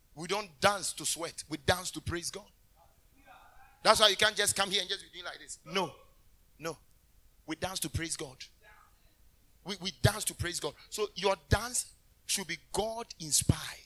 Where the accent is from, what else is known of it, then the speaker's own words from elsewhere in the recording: Kumasi, Ashanti, Ghana; I was born in Kumasi.